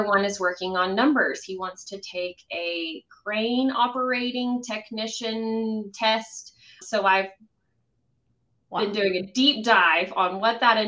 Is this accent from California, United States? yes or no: no; Midland, Texas, United States; also born or lived in Lubbock, Texas; I happened to move back to my hometown of Midland